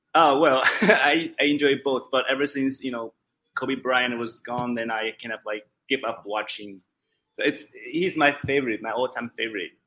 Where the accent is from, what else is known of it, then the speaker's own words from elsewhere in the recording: China; English is a second language; I am originally from. Uh, Wulan province